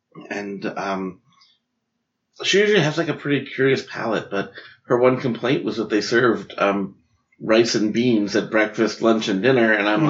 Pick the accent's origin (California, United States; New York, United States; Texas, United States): New York, United States; Where I grew up in New York